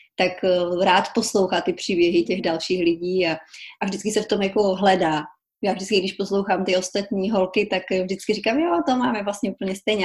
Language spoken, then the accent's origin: Czech; Kobeřice, Czechia; moved away as an adult; now in New Orleans, United States; původně pocházím z České republiky, z takové malé vesnice, jmenuje se to Kobeřice